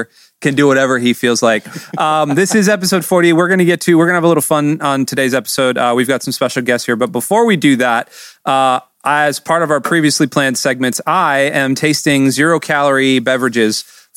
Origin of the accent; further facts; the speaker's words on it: Michigan, United States; now in Florida, United States; when we were growing up in Michigan